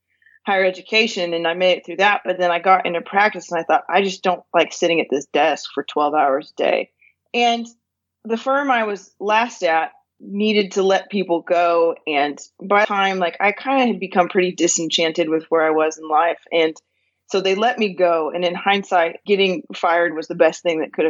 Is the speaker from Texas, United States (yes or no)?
no; California, United States; moved away as an adult; also born or lived in Northwest Arkansas; now in Arkansas, United States; I was born and raised in California and actually lived in California for the first 31 years of my life.